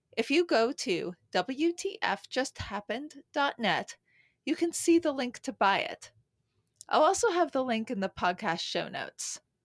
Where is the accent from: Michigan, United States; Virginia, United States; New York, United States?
New York, United States; New York City; I grew up in the city.